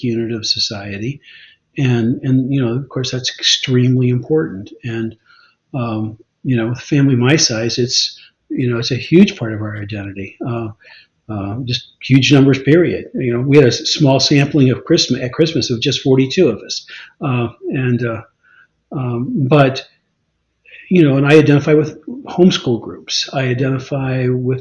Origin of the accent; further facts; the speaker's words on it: Arkansas, United States; moved away; also born or lived in Washington State; I was born in Arkansas. I identify with, you know, with Arkansas. I lived about 30 years in Washington State.